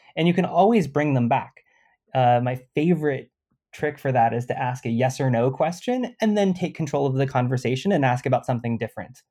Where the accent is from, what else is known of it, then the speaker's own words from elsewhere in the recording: California, United States; I'm Californian